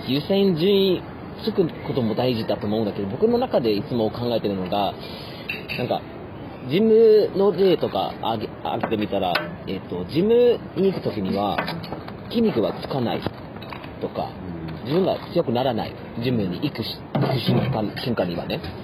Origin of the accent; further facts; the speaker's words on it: Germany; moved away; also born or lived in Yamagata Prefecture, Japan; ドイツ人としてなんかドイツ人として